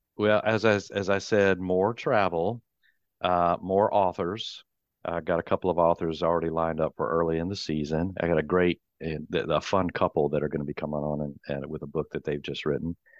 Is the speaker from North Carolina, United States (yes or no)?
yes; North Carolina Piedmont, United States; Growing up in the North Carolina, Piedmont, I've spent parts of every summer and winter traipsing and trolling around this whispered wonderland